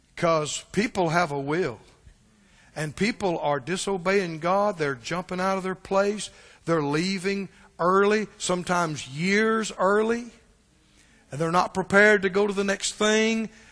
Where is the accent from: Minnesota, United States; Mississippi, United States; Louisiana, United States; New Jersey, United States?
Mississippi, United States; I'm from Mississippi